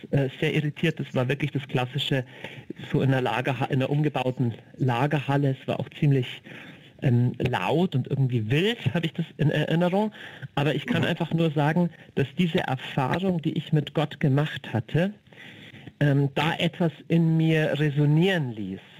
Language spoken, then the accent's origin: German; Bavaria, Germany; ich komme aus dem Niederbayerischen